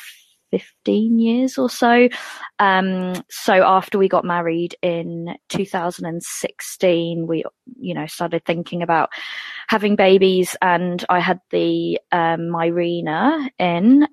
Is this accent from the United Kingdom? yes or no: yes; England, United Kingdom; moved away as an adult; now in Dunedin, New Zealand; as the accent suggests, I'm from England, but I've been here for nearly 10 years. So the accent's still going strong